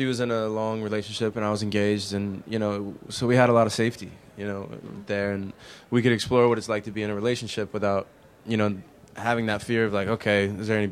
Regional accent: the South, United States; I grew up in the South, you know, I mean, I'm from there

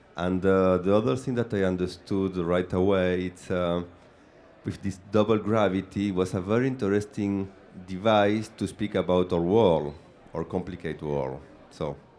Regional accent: Argentina; English is a second language; now in Paris, France; I am from Argentina, so I am a guy who live upside down in Paris

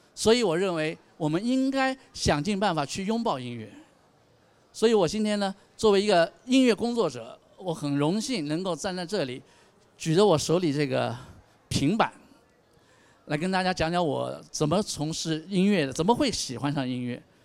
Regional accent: China; 我们中国人

